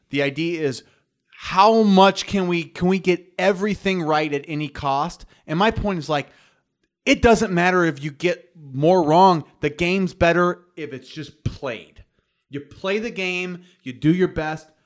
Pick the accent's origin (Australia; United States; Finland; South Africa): United States; New York; I'm from New York. I got some New York, and I like boxing too.